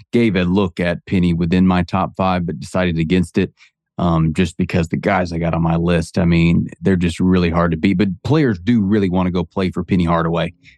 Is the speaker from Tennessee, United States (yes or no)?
no; Alabama, United States; I grew up in Alabama